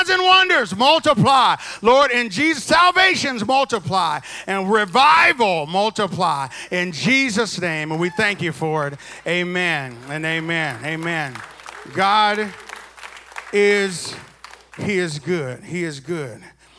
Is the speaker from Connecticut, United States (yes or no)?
no; Arkansas, United States; now in Texas, United States; I'm from Arkansas. I was born in Texas, and I was raised in Arkansas, and I got back to Texas as fast as I could because I love Texas.